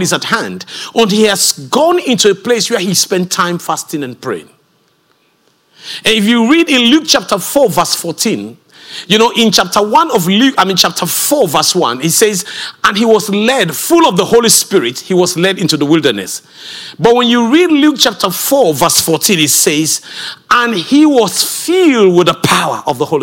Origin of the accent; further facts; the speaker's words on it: Sierra Leone; I come from Sierra Leone, West Africa